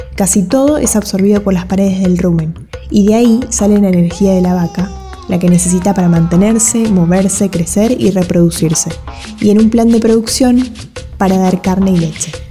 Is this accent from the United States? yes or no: no; Buenos Aires, Argentina; licenciada en Ciencias Ambientales, porteña